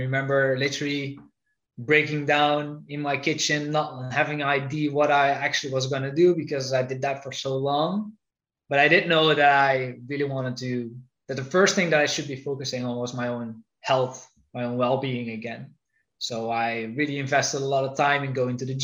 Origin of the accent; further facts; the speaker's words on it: Netherlands; moved away; I'm originally from the Netherlands.